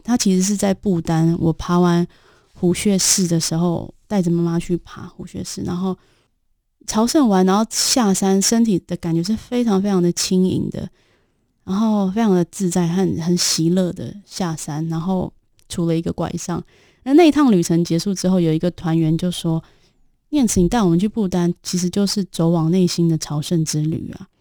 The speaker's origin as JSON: {"language": "Chinese", "country": "Taiwan", "moved": "as an adult", "lives_now": "Nepal", "said": "身为台湾女性"}